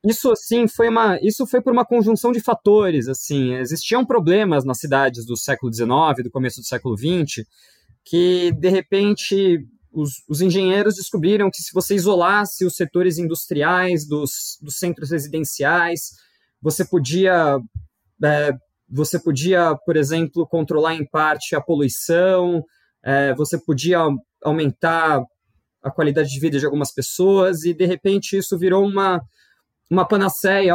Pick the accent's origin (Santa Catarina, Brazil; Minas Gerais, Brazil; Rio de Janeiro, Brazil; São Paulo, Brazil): São Paulo, Brazil; eu sou de São Paulo, nascido e criado e, e, fiz a minha vida toda aqui